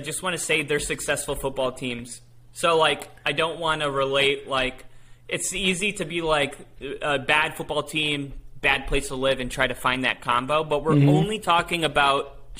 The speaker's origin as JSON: {"language": "English", "town": "Cleveland", "region": "Ohio", "country": "United States", "said": "I got backstage passes because I'm from Cleveland and he's from Cleveland."}